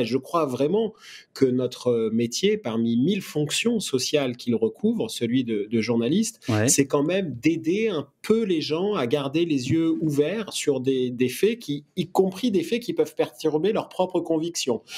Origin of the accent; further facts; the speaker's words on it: France; je suis français, que je travaille en France